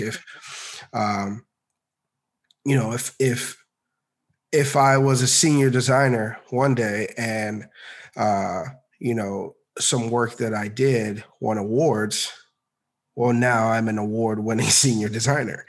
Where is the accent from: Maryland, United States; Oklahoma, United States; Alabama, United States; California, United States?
Maryland, United States; moved away as an adult; also born or lived in Orlando, Florida / Virginia; now in Atlanta, United States; I originally grew up in uh, in Maryland